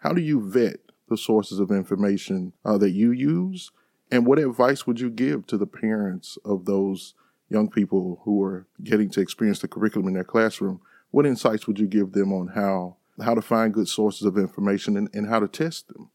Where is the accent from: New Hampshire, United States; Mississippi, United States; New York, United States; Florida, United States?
Mississippi, United States; Sunflower County, Mississippi Delta, United States; moved away; I grew up in Sunflower County